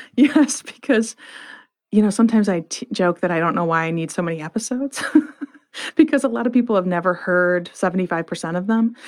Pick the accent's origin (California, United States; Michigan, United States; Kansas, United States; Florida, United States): Michigan, United States; Flint; I grew up in Flint, Michigan